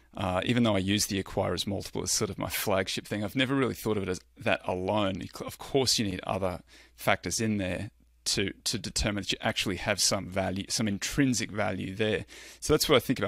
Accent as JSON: {"language": "English", "country": "Australia", "said": "I'm Australian"}